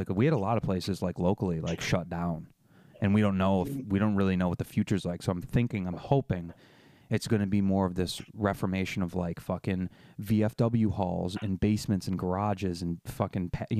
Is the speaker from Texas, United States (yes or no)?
no; New York, United States; I'm not from LA. I'm from New York. I'm on the East Coast